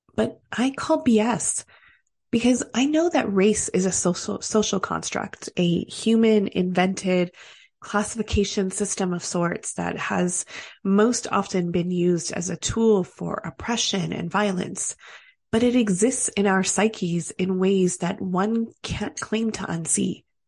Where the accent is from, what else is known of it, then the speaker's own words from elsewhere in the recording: Canada; As Canadian as we are